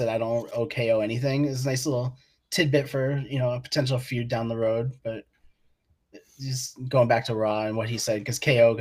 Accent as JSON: {"language": "English", "town": "Boston", "region": "Massachusetts", "country": "United States", "accent": "Boston", "moved": "yes", "said": "I pick up my Boston accent when I hang out with people from home"}